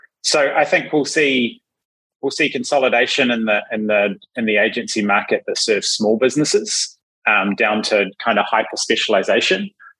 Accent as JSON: {"language": "English", "country": "New Zealand", "moved": "yes", "said": "Yeah, so I'm a Kiwi who hasn't lived in Kiwiland for most of my life."}